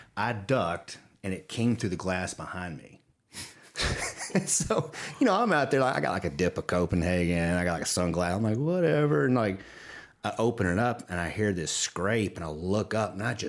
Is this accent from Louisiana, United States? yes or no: yes; Watson, Louisiana, United States; So I grew up outside Baton Rouge in a parish. We have parishes in Louisiana, Livingston Parish, in a town called Watson. And there was one red light corner store.